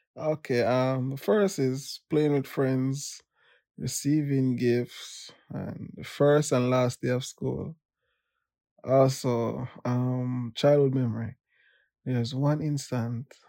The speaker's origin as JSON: {"language": "English", "town": "Kingston", "country": "Jamaica", "tie": "born or raised there", "also_born_or_lived": "Manchester, Jamaica", "said": "I was born in Manchester, um, grew up in Kingston. After I finished high school, I went back to Manchester."}